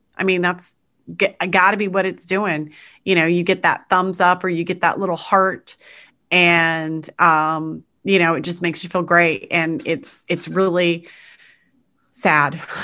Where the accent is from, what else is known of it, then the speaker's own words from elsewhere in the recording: United States; as an American